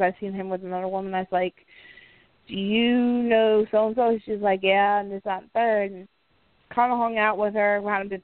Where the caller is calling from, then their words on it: Indiana, United States; also born or lived in Florida; I'm calling from Indiana